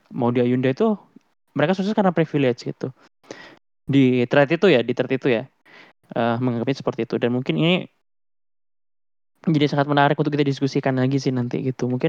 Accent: Java, Indonesia; born there; Aku bisa lahir di Indonesia itu juga privilege sih menurutku gitu, apalagi di Jawa ya terutama ya.

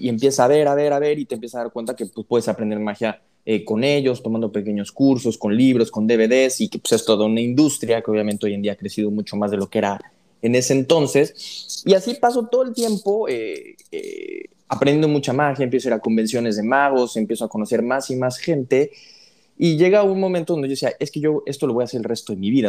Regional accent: Puebla, Mexico; yo soy de Puebla

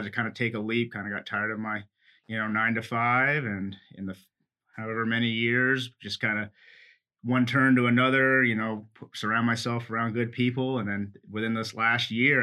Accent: Lincoln, Nebraska, United States; also born or lived in Philippines; we moved to Nebraska when I was 2. And then he retired from the military when we were 4, and then we moved to Lincoln

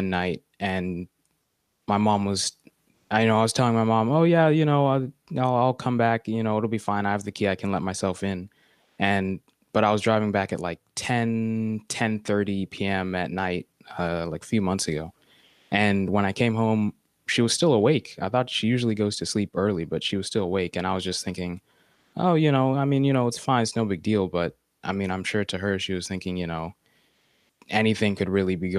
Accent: United States; me and my two sisters are like the first of our family born here in America

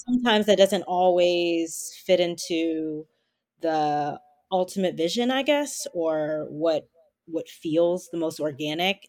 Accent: Baltimore, Maryland, United States; moved away as an adult; I'm originally from Baltimore, Maryland

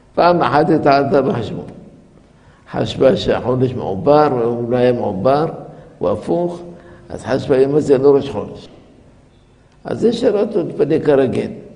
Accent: La Marsa, Tunis Governorate, Tunisia; moved away; בילדותי, בגיל שש, הייתי במרסה, במקום כזה, על יד חוף הים, שנקרא מרסה

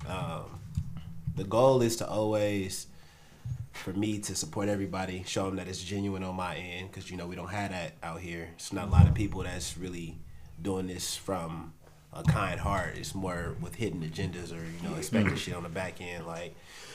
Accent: Oakland, California, United States; moved away; I'm from Oakland. I was born and raised in Oakland

